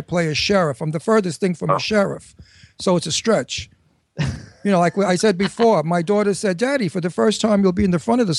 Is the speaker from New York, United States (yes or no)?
yes; New York City, New York, United States; accent: Astoria; also born or lived in Brooklyn; growing up in Astoria, and I'm originally from Brooklyn.